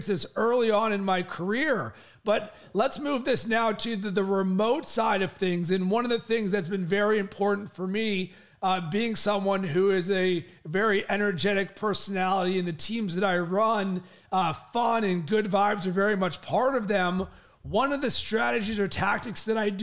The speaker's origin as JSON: {"language": "English", "town": "Pittsburgh", "region": "Pennsylvania", "country": "United States", "also_born_or_lived": "Cincinnati, Ohio", "moved": "yes", "said": "I'm from Pittsburgh originally"}